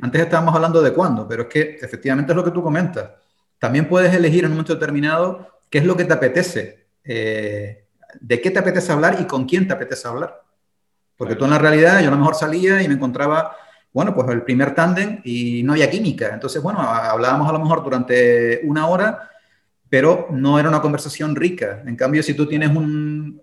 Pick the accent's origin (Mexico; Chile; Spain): Spain; also born or lived in Berlin, Germany